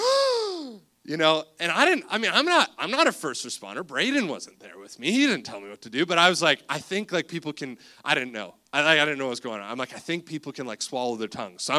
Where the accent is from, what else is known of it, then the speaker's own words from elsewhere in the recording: Cobourg, Ontario, Canada; we grew up in Cobourg, Ontario